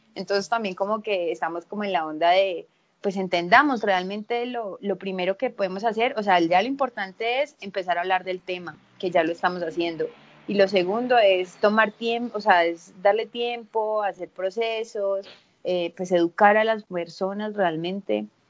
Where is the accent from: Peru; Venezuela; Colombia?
Colombia; Medellín, Antioquia; also born or lived in Spain; yo soy de Medellín